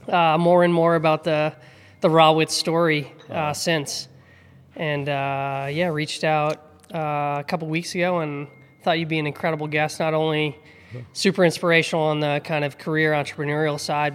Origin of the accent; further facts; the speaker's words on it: Hingham, Massachusetts, United States; I grew up in Hingham, similar town, you know, south of Boston